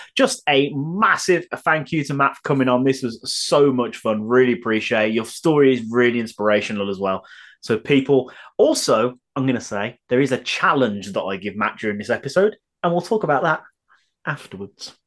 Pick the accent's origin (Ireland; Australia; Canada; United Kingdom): United Kingdom; I am British